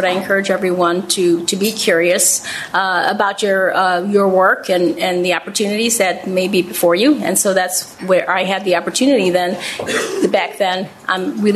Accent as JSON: {"language": "English", "town": "Chicago", "region": "Illinois", "country": "United States", "tie": "born or raised there", "said": "I'm from Pilsen"}